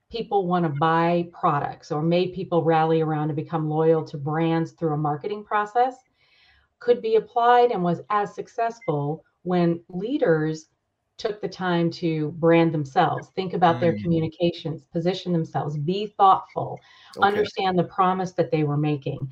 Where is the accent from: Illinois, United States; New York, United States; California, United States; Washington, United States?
New York, United States; Rochester; moved away as an adult; also born or lived in San Diego; originally from New York, grew up in upstate New York in Rochester, where it's really cold